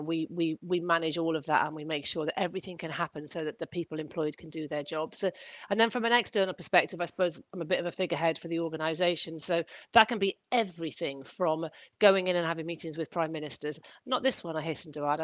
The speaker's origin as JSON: {"language": "English", "area": "Welsh", "region": "Wales", "country": "United Kingdom", "moved": "yes", "lives_now": "London, United Kingdom", "said": "I'm Welsh by background"}